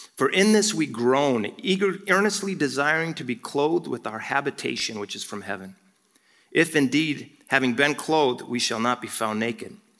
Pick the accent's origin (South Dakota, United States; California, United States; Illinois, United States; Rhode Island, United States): South Dakota, United States; Rapid City; I was born in Rapid City, South Dakota